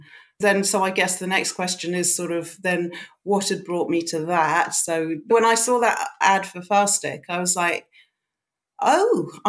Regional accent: United Kingdom; because being a Brit, there's the whole Michael Mosley thing.

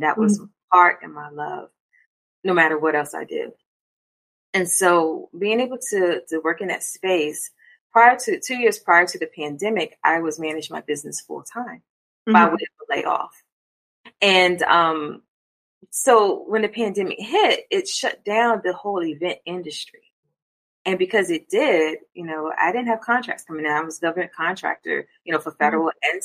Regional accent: Hampton Roads, Virginia, United States; also born or lived in Maryland; so we moved down when I was younger, so pretty much grew up here.

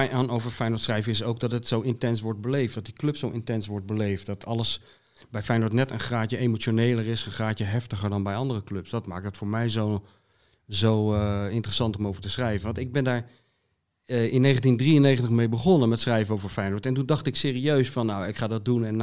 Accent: Zoetermeer, South Holland, Netherlands; moved away; also born or lived in Voorburg / The Hague / Rotterdam; Ik ben geboren in Voorburg. Toen ben ik opgegroeid in Zoetermeer.

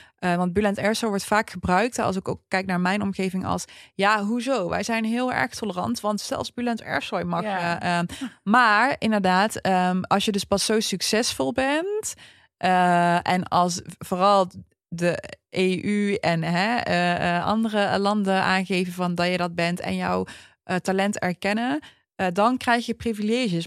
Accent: Netherlands; wij zijn Nederlandse Turken

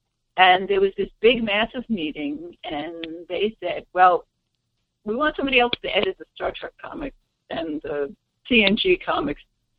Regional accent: New York, United States; as a fan growing up in New York

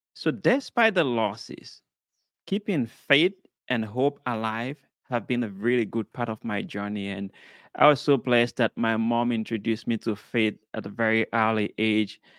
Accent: Sierra Leone; I was born in Sierra Leone, West Africa.

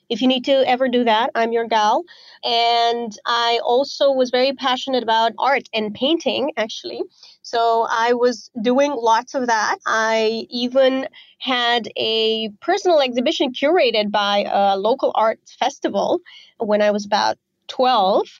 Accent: Romania; moved away as an adult; also born or lived in Azerbaijan; now in Bali, Indonesia; I grew up in Romania

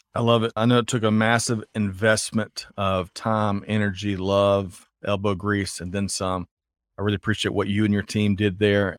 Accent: Aiken, South Carolina, United States; I grew up in Aiken, South Carolina

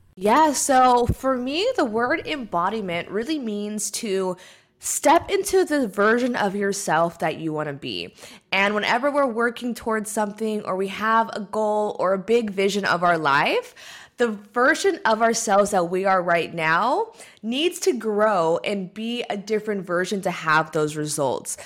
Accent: California, United States; moved away as an adult; here in California where I'm from

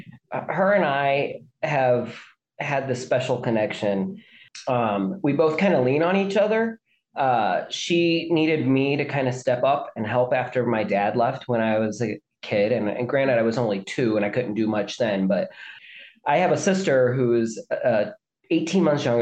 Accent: mid-south of the U.S., United States; We are ethnically Irish who grew up in like the mid-south of the U.S.

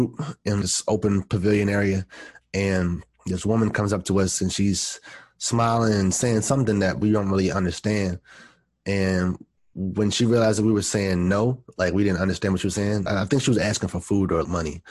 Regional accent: East Coast, United States; I grew up on the East Coast and I was born in the 80s.

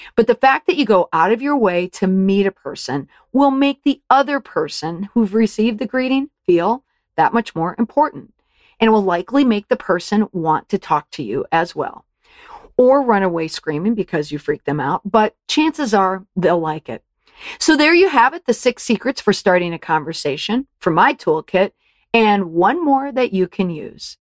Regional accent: Saint Paul, Minnesota, United States; I grew up in Saint Paul, Minnesota

